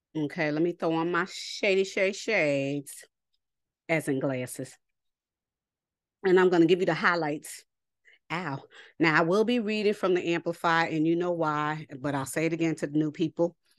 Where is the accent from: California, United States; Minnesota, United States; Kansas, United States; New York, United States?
New York, United States; I'm from New York